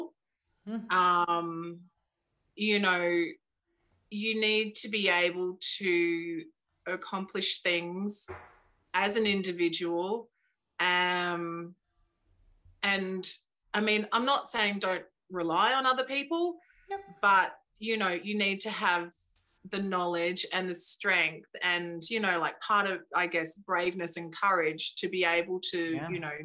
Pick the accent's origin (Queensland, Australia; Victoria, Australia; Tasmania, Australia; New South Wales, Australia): Queensland, Australia; Brisbane; I grew up in Brisbane